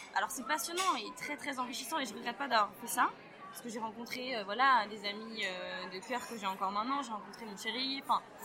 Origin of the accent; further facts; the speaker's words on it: northern France, France; je viens du nord de la France